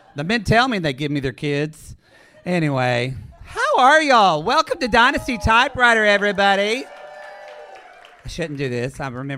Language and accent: English; Oklahoma, United States; So I'm originally from Southern Oklahoma.